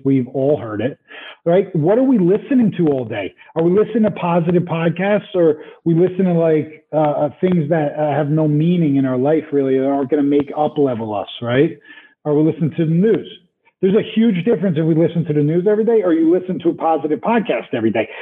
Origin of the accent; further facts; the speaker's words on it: New Jersey, United States; moved away; I'm from Jersey